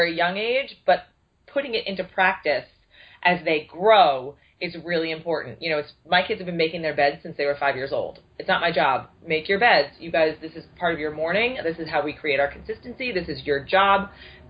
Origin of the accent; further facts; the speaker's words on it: New York, United States; I'm from New York